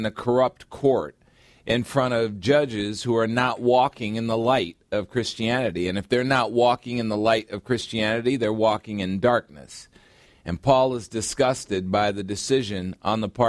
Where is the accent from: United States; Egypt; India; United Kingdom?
United States; I'm an American